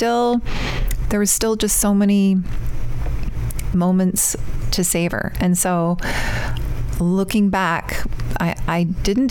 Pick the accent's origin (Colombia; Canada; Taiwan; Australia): Canada; moved away as an adult; now in United States; my home country